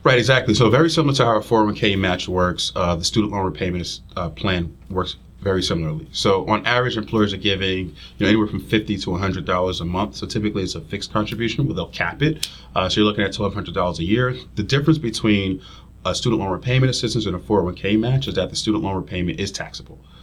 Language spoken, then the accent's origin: English; New Jersey, United States; moved away as an adult; also born or lived in Union Township, New Jersey; now in Philadelphia, United States; I'm from North Jersey as well